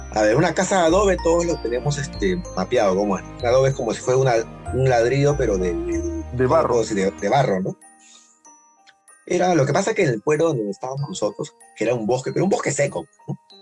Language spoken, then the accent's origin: Spanish; Lima, Peru; somos de Chorrillo, de Lima